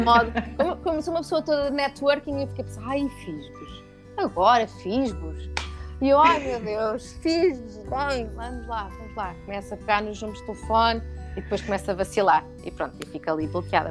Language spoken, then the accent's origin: Portuguese; Lisbon, Portugal; also born or lived in Luxembourg; Eu estava em Lisboa, mas, mas todo, todo os professores eram franceses